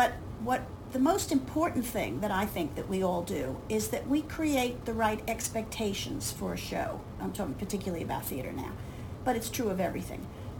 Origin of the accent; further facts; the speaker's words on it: New York, United States; I grew up in New York, and I was a theater kid.